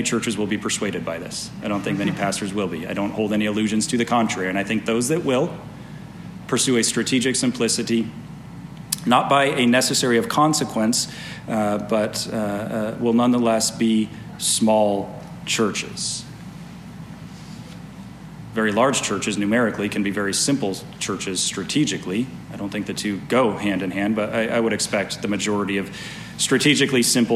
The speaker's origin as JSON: {"language": "English", "town": "Las Vegas", "region": "Nevada", "country": "United States", "tie": "born or raised there", "moved": "yes", "lives_now": "Reno, United States", "said": "I grew up in Las Vegas"}